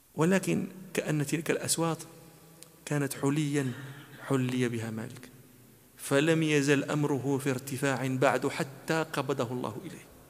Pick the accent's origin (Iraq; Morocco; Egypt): Morocco; أنا مغربي